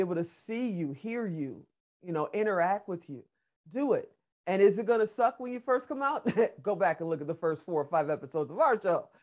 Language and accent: English; Chicago, Illinois, United States; also born or lived in Gary, Indiana; grew up on the south side of Chicago. I was, uh, born in Gary, Indiana.